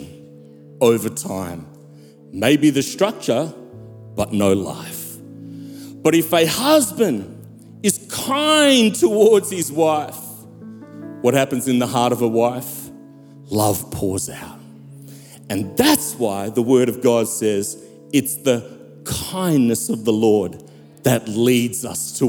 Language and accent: English; South Africa; Growing up in South Africa